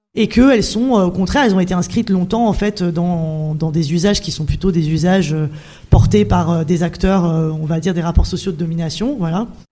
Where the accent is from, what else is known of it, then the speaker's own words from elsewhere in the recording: Clermont-Ferrand, Auvergne-Rhône-Alpes, France; moved away; also born or lived in Paris; je suis de Clermont-Ferrand